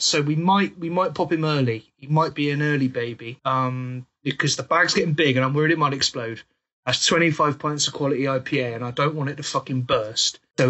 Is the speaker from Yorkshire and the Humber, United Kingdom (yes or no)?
no; West Country, South West England, United Kingdom; I am from the West Country, which is known for its cider.